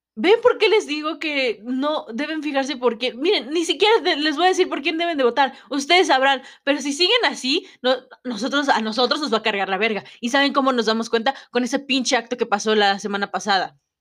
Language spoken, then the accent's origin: Spanish; Mexico; no soy de ahí, que soy, vamos a decirlo, de provincia